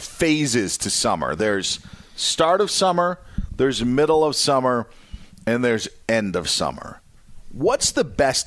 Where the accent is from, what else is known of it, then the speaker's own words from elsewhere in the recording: Upper Midwest, United States; Where I'm from in the upper Midwest